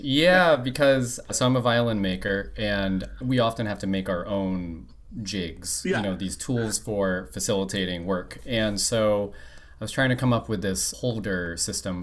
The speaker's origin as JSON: {"language": "English", "town": "West Warwick", "region": "Rhode Island", "country": "United States", "tie": "born or raised there", "lives_now": "Providence, United States", "said": "born and raised in West Warwick, Rhode Island, and now living in the state capital of Providence"}